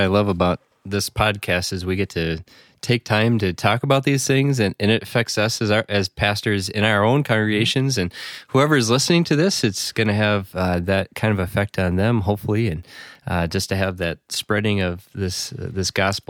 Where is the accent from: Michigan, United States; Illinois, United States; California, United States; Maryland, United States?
Illinois, United States; I grew up in the Chicagoland area, and my dad had a sports memorabilia store